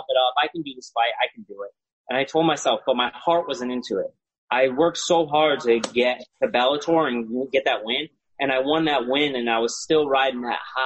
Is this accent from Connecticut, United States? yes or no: yes; Milford, Connecticut, United States; mine's in Milford, Connecticut, my hometown